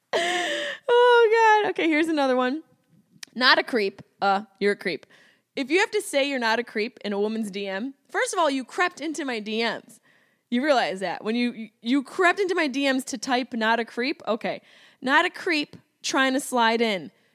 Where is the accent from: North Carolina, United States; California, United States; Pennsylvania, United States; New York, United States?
New York, United States; Syracuse; accent: Syracuse; my Syracuse accent came out.